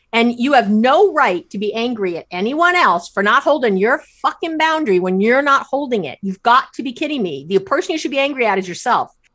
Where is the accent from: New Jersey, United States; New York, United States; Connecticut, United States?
New York, United States; New York City; moved away as an adult; also born or lived in Israel; now in Bay Area, California, United States; grew up in New York City